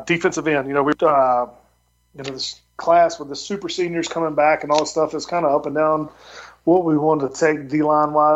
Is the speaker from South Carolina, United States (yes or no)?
yes; South Carolina, United States; I'm from South Carolina. We say he's got long arms.